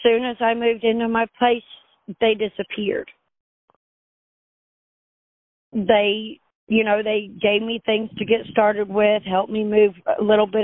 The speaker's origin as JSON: {"language": "English", "town": "Crane", "region": "Missouri", "country": "United States", "tie": "born or raised there", "also_born_or_lived": "Alabama / Michigan", "moved": "as an adult", "lives_now": "Bolivar, United States", "said": "I was raised around Crane and Galena and Wheelerville and all these small places"}